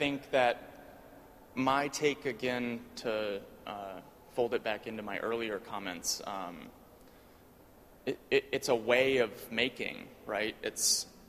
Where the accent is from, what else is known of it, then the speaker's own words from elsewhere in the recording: Wisconsin, United States; I'm from Wisconsin